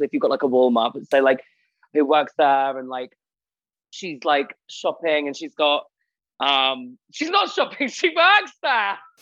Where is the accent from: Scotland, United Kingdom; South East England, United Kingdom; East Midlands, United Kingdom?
East Midlands, United Kingdom; Spalding; moved away as an adult; now in Manchester, United Kingdom; I'm originally from Spalding, and I've literally just moved to Manchester